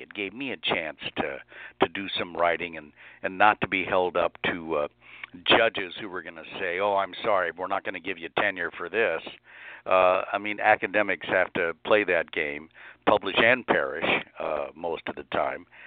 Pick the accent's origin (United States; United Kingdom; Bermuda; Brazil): United States; Lincoln, Nebraska; now in Harrisburg, United States; I grew up in Lincoln, Nebraska, which was not a small town